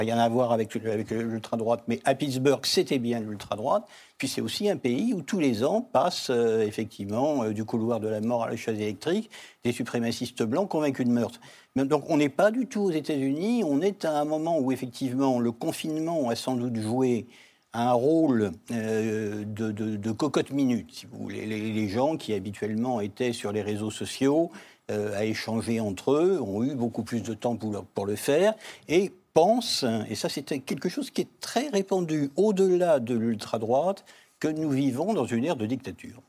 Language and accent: French; France; en tant que Français et en tant que Juif